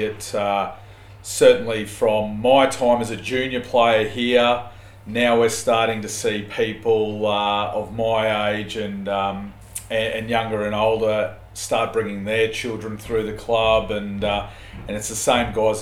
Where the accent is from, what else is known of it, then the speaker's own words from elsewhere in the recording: Chandler, Queensland, Australia; I've been based locally for the majority of my life, having been growing up in Chandler